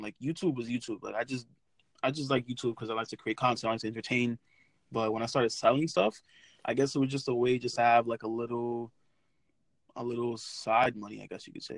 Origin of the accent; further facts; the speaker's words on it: New York City, New York, United States; I'm from Brooklyn, New York